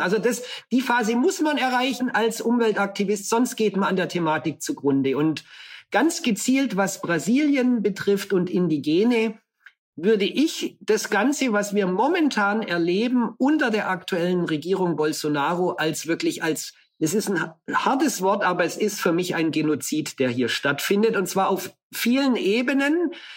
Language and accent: German; Allgäu, Bavaria, Germany; now in Brazil; In der Kindheit ist man aufgewachsen im Allgäu.